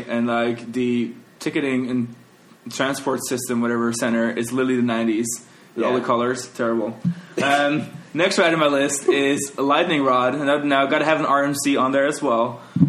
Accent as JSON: {"language": "English", "country": "Netherlands", "moved": "yes", "lives_now": "Orlando, United States", "said": "I'm from Holland."}